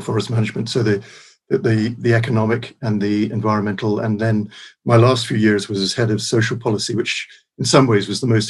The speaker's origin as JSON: {"language": "English", "town": "Peterborough", "region": "East of England", "country": "United Kingdom", "tie": "born or raised there", "also_born_or_lived": "Scotland", "moved": "yes", "said": "We lived in Peterborough. I grew up sort of in Peterborough, and then we moved to Scotland"}